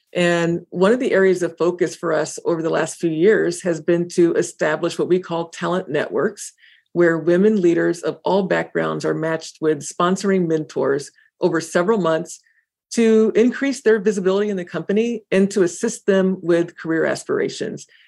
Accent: Indiana, United States; moved away; my hometown in Indiana

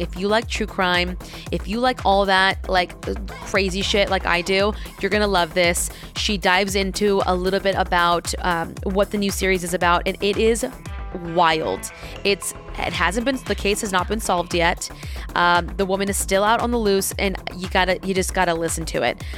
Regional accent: Diamond Bar, California, United States; I was in Diamond Bar

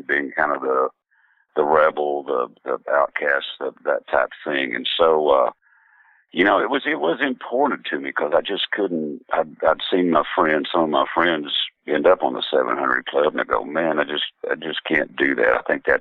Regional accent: Southeast Oklahoma, United States; growing up in Southeast Oklahoma with my grandparents and everybody

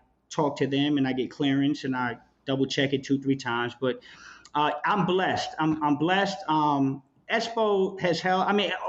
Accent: East Coast, New Jersey, United States; I'm from the East Coast.

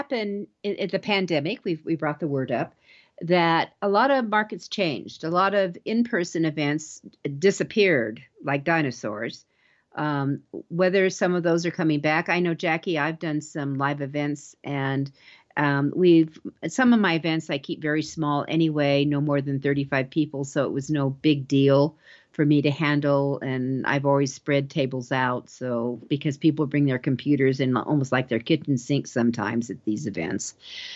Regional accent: Denver, Colorado, United States; I'm from Denver

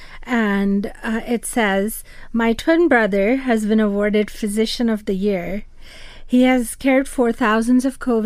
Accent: Karachi, Sindh, Pakistan; moved away; I grew up in Karachi, in Pakistan's the largest city.

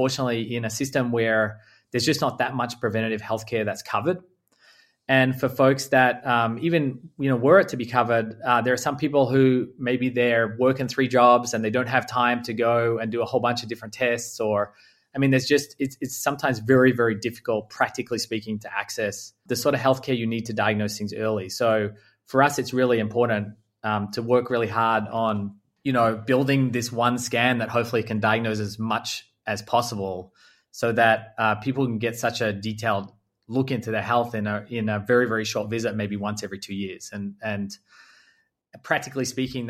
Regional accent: Australia; moved away; Australia, which is where I'm from, for your listeners that haven't yet characterized my accent

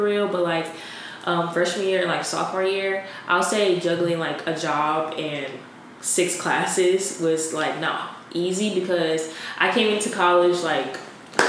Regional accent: Wetumpka, Alabama, United States; I'm from Wetumpka, Alabama.

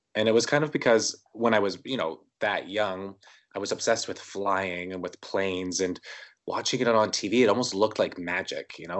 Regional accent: Winnipeg, Manitoba, Canada; I was born in Winnipeg, Manitoba, Canada, uh, January twenty-seventh, nineteen eighty-five

